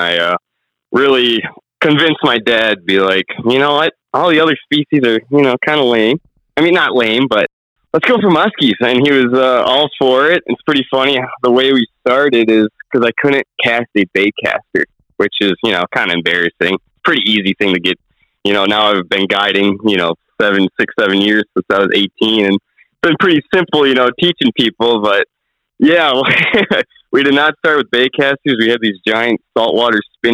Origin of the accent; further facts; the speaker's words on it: Lake Mills, Wisconsin, United States; I grew up in Lake Mills, and I kind of grew up on Rock Lake